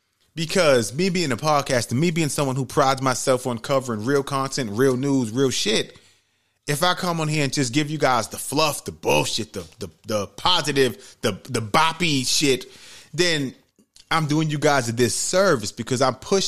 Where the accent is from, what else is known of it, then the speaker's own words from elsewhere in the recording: New York City, New York, United States; Growing up in New York City, like, hearing about 9-11, even though I went to school in the Bronx